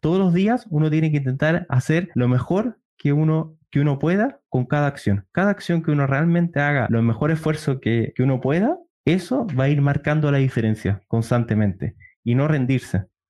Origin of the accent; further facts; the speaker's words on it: Chile; yo soy de Chile